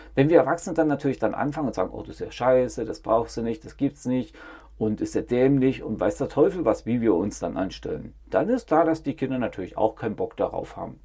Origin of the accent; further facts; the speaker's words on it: East Germany, Germany; Ich bin in der DDR aufgewachsen